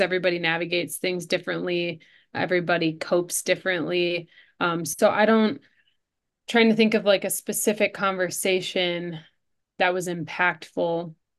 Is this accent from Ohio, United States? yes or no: no; Livonia, Michigan, United States; also born or lived in Ann Arbor, Michigan; I grew up in Livonia, which was just about 20 minutes closer towards Detroit